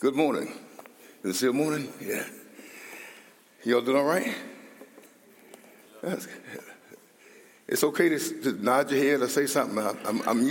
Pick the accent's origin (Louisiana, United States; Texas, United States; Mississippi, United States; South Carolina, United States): Mississippi, United States; Columbia; moved away; also born or lived in Austin, Minnesota; So I grew up in Columbia